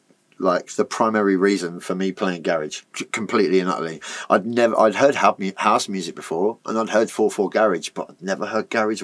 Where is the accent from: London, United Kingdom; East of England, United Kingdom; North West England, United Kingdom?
East of England, United Kingdom; Basildon; I'm from Basildon. I was brought up, like, in a family where my dad was a peddler.